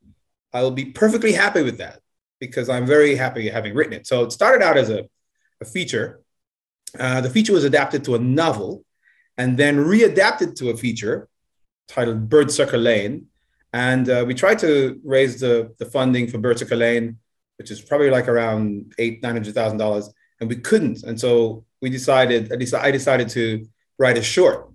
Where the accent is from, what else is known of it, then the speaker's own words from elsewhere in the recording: Jamaica; also born or lived in United States; now in Japan; I'm from Jamaica